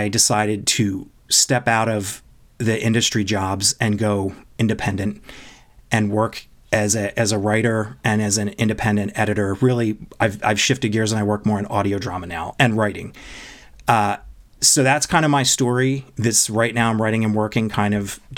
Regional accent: East Coast, United States; moved away as an adult; now in Los Angeles, United States; I am a basically Los Angelino now. I've been here for 22 years, but I was born and raised in the East Coast

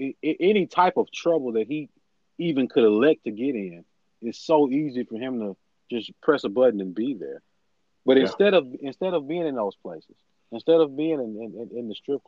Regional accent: Columbus, Ohio, United States; We're from Columbus. Northeast Ohio. Okay. We're from Columbus to Canton.

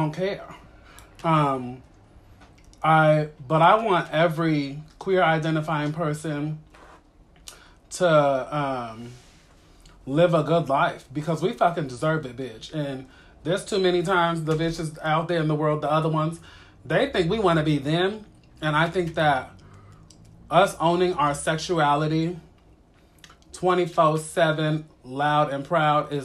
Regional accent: East Coast, United States; I was born on the East Coast

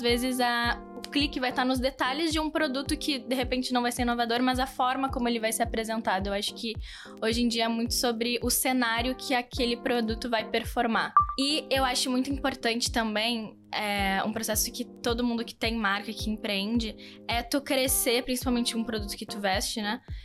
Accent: South Region, Brazil; accent: southern; eu sou do sul, um sotaque diferente

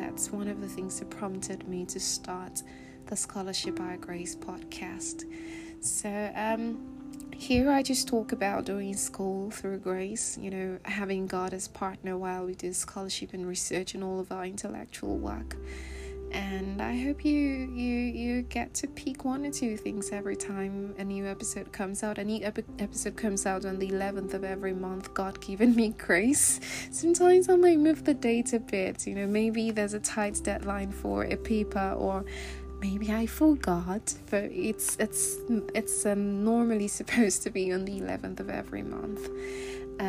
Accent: Nigeria; moved away; I am Nigerian.

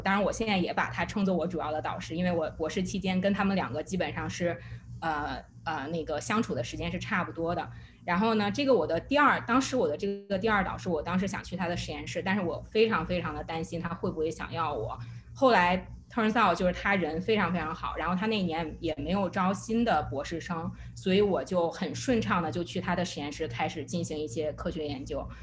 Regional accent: China; moved away; 我中国人的 identity

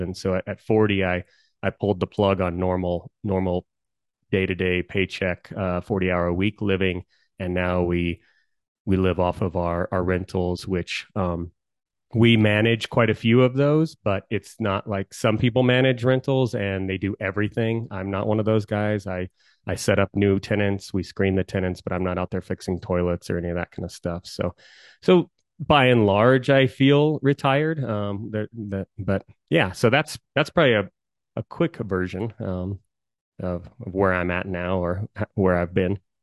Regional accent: Colorado, United States; I've always been a, a Coloradan. I love Colorado.

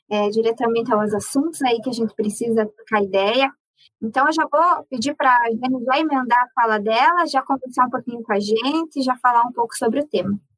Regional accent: Bahia, Brazil

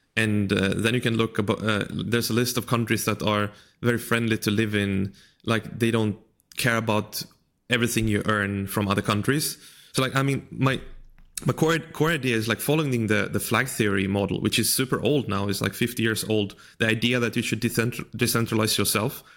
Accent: Sweden; moved away as an adult; also born or lived in China; I grew up in Sweden

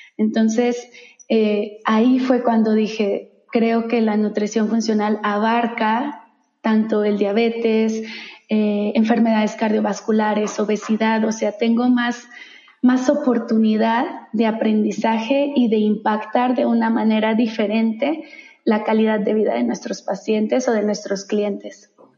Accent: Guadalajara, Jalisco, Mexico; moved away as an adult; also born or lived in San Francisco; una chica de origen tapatía, soy de Guadalajara

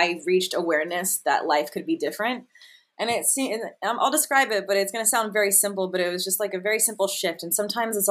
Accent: Las Vegas, Nevada, United States; I grew up in Las Vegas

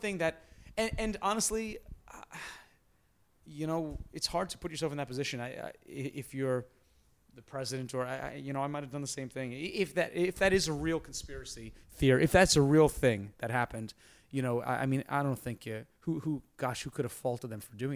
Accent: New York, United States; I'm a New Yorker

